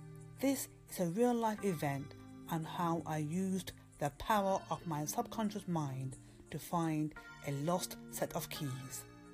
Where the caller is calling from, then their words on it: London, United Kingdom; from London, UK, calling at Anchor Radio on station DAM Books.